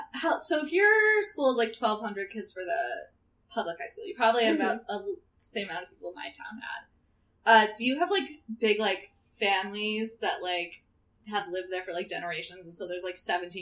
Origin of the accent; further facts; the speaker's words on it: New York, United States; I'm from New York